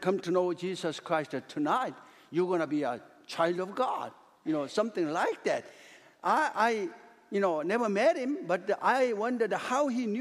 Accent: South Korea; English is a second language; moved away; when I was in Korea, a little boy

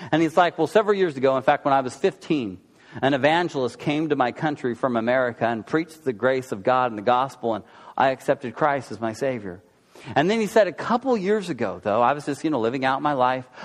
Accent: Oklahoma, United States; Uh, I'm from Oklahoma.

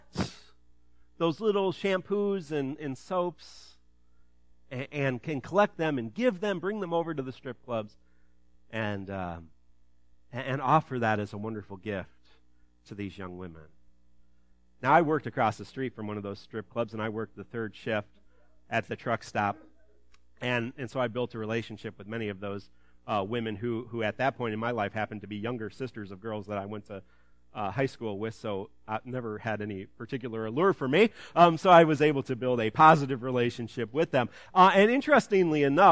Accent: Ottawa, Illinois, United States; My hometown, Ottawa

